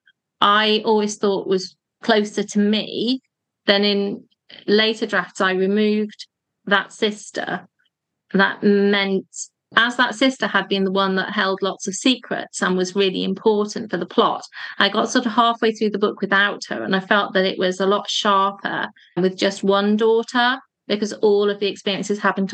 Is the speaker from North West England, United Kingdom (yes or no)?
yes; Cheshire, North West England, United Kingdom; the area where I grew up in Cheshire